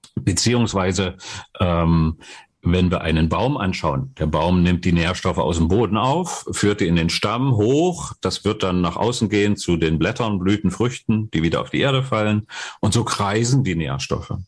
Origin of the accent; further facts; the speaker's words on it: Dresden, Saxony, Germany; ich komme aus Dresden, und habe dort äh, eine normale Berufsausbildung gemacht, Abitur gemacht